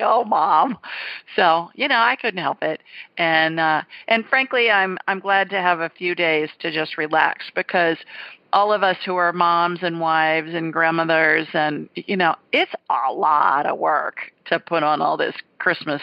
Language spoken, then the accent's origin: English; Ohio, United States; A little kid, growing up in Ohio